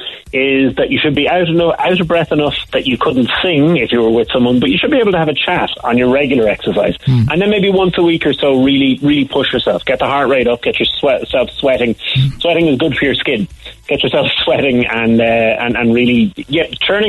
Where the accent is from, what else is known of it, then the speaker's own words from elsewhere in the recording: Cork, Munster, Ireland; I grew up sort of out the Bandon Road a bit.